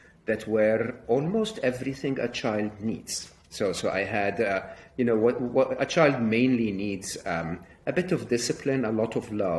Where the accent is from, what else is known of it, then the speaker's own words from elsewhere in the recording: Egypt; I was raised in Egypt, educated in public schools, public university